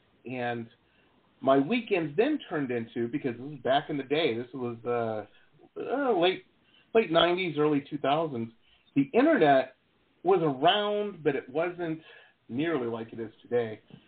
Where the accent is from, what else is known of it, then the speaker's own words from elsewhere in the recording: Midwest, United States; now in California, United States; When I first moved out to California, growing up in the Midwest, everybody I knew was a musician.